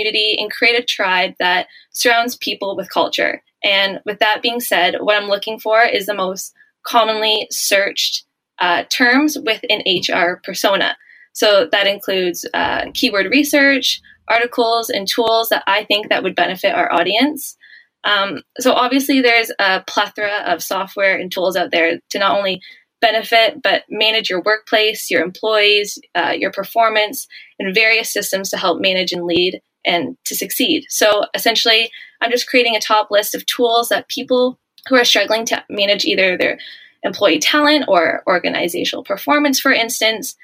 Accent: Ontario, Canada; also born or lived in Melbourne, Australia; back in Ontario where I'm from

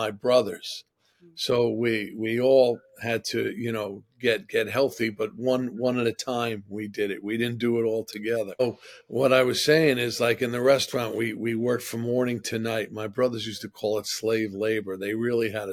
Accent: New York City, New York, United States; also born or lived in Manhattan, New York City; I actually grew up in Regal Park, Queens. I came to Manhattan when I was 15

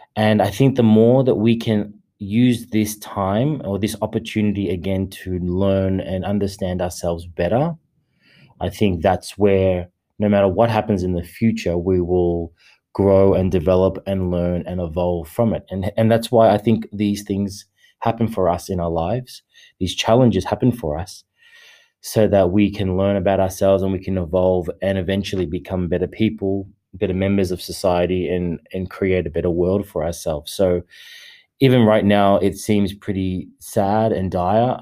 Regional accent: Australia; I am an Australian

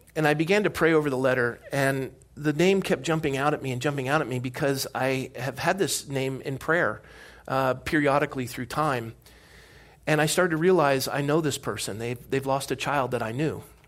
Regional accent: Coronado, California, United States; growing up in Coronado

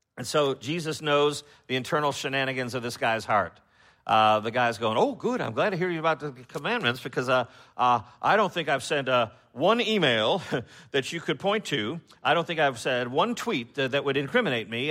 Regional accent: Chicago, Illinois, United States; moved away; I'm from Chicago, and I know that the culture has changed, uh, since I've been up there

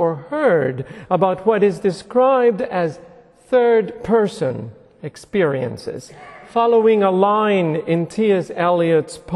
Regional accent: Puerto Rico; moved away; I was a very devout little boy growing up in Puerto Rico.

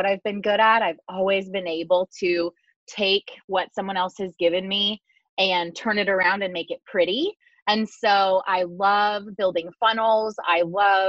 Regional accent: Seattle, Washington, United States; I'm from the Seattle area

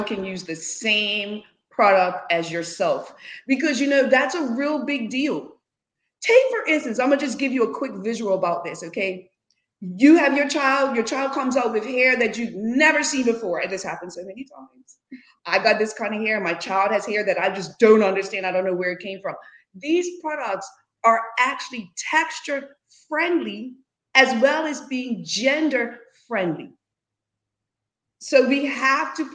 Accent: Bermuda; moved away as an adult; now in United States

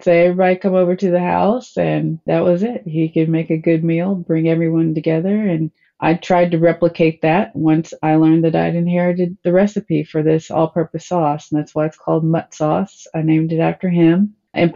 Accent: Cookeville, Tennessee, United States; By the time I grew up in Cookeville, Tennessee

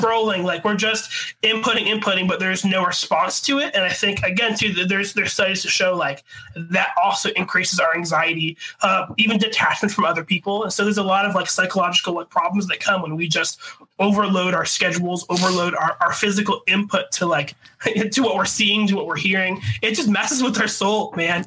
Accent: Buffalo, New York, United States; growing up in Buffalo, I feel like Buffalo's like the ugly stepchild of like Canada

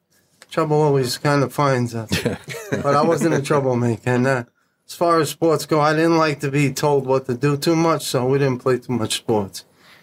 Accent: Lawrence, New York, United States; Lawrence, New York.

